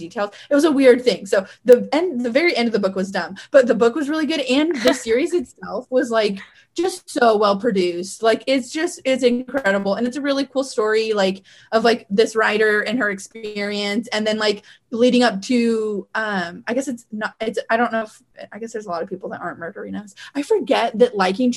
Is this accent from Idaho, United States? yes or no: yes; Weiser, Idaho, United States; growing up in Weezer, there's like no crime there.